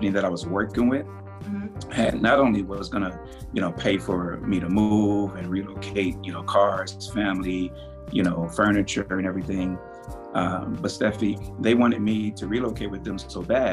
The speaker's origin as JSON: {"language": "English", "town": "Compton", "region": "California", "country": "United States", "tie": "born or raised there", "moved": "as an adult", "lives_now": "Spokane, United States", "said": "growing up in Compton, Los Angeles, California"}